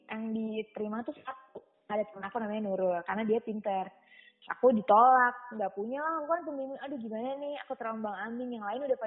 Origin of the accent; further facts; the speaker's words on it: Bogor, West Java, Indonesia; now in Solo, Indonesia; mungkin kan aku dari Bogor dulu ya